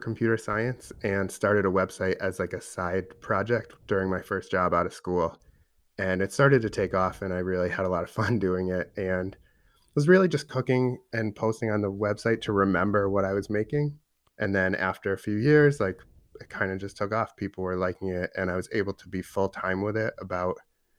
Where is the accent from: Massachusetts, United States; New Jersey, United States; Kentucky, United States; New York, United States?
Massachusetts, United States; Boston; now in Columbus, United States; I moved to Columbus a few years ago and have been digging deep into the beer scene because I came from Boston